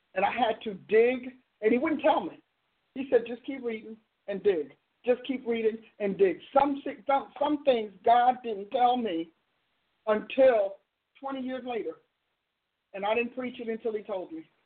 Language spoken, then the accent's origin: English; New Jersey, United States; I'm from New Jersey, and so I'm saying logos in my my part of Jersey.